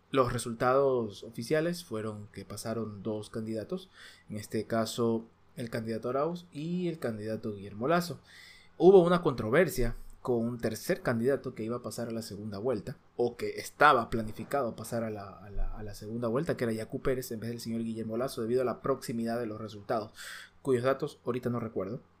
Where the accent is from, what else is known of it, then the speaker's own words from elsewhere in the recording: Ecuador; Nosotros somos de Ecuador.